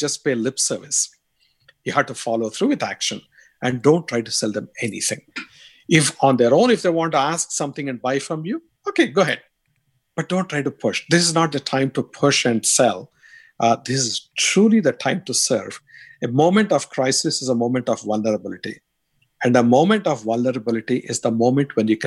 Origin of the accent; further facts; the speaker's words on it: India; accent: strong Indian; moved away; my strong Indian accent